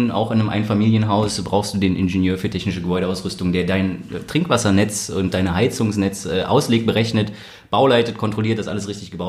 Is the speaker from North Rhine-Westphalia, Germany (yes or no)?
yes; Cologne, North Rhine-Westphalia, Germany; born there; now in Berlin, Germany; Geboren in Köln, jetzt seit zwei Jahren in Berlin